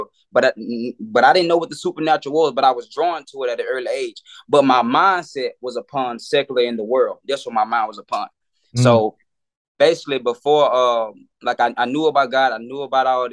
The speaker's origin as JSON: {"language": "English", "town": "Meridian", "region": "Mississippi", "country": "United States", "tie": "born or raised there", "moved": "as an adult", "lives_now": "Atlanta, United States", "said": "I'm originally from Meridian, Mississippi. That's where I grew up at."}